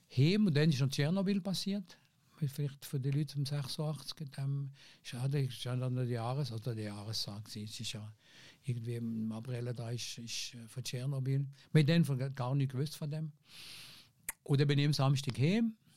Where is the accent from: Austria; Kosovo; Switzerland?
Switzerland; Fribourg; accent: Seisler; also born or lived in Tafers; ich bin natürlich aufgewachsen in einem, in einem, in einem Milieu, in Freiburg